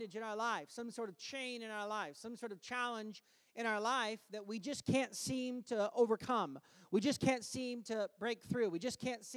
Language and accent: English; United States; now in Canada; I am American